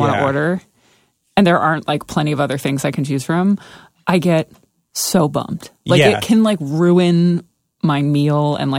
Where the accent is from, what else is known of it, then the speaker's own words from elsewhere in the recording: Martinsville, New Jersey, United States; I lived like up the hill from Boundbrook. Okay. I grew up in Martinsville.